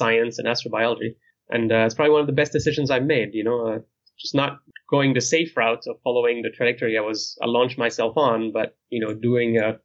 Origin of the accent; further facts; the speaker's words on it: near Geneva, Switzerland; moved away; my hometown is near the city of Geneva, which is in the other side of the country